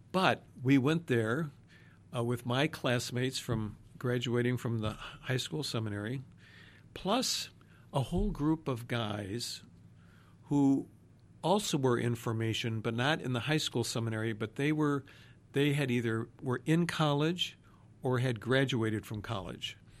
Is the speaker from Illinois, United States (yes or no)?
yes; Arlington Heights, Illinois, United States; also born or lived in Chicago; We grew up mostly in Arlington Heights, Illinois